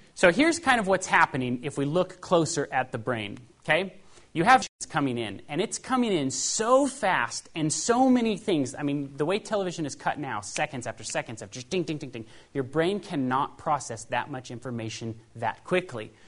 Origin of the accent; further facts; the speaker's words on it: Paradise, California, United States; also born or lived in Los Angeles, California; I was raised in Paradise, California